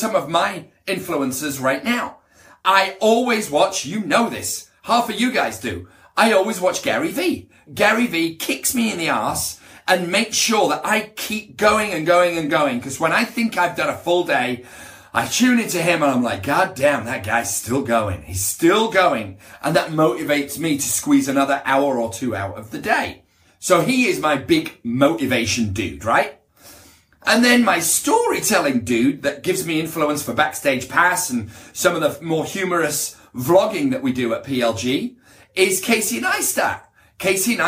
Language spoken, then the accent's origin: English; United Kingdom; now in Beverly Hills, United States; I'm British. Very proud to be British